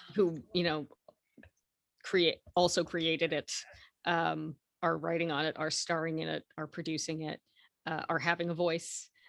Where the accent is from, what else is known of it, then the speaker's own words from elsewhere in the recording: Canada; I was born in Canada, my parents were born in Canada, their parents were born in Canada